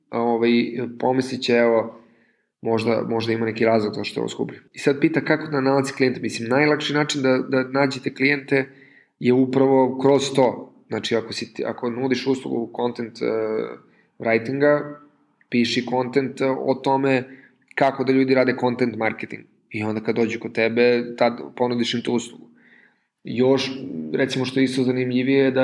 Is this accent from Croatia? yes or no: no; Serbia; kod nas u Srbiji